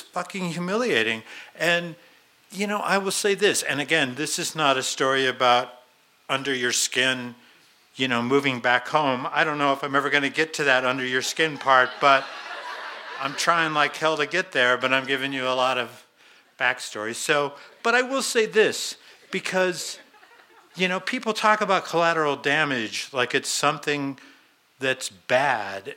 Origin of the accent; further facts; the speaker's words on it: Boulder, Colorado, United States; also born or lived in Longmont, Colorado; I'm a local guy. I, I grew up in Boulder.